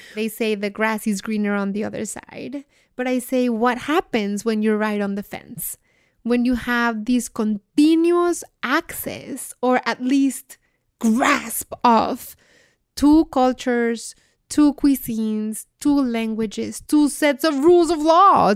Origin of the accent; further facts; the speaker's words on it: Mexico City, Mexico; now in United States; I'm from Mexico City